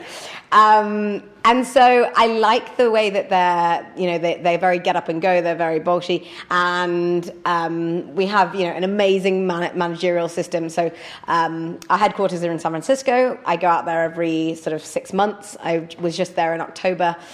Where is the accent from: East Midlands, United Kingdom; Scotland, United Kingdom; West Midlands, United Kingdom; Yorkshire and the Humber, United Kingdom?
Yorkshire and the Humber, United Kingdom; Leeds; now in London, United Kingdom; I'm a northerner, I'm from Leeds